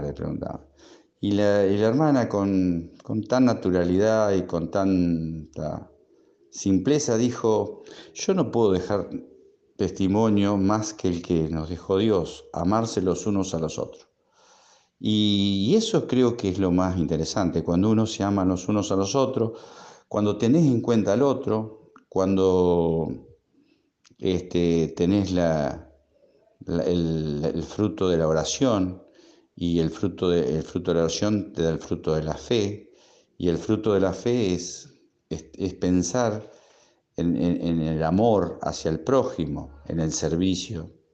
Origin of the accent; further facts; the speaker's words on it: Rauch, Buenos Aires Province, Argentina; de Rauch, provincia de Buenos Aires